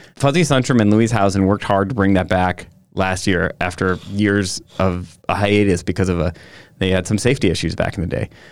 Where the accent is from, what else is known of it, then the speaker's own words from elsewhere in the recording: Sister Bay, Wisconsin, United States; also born or lived in Chicago; my hometown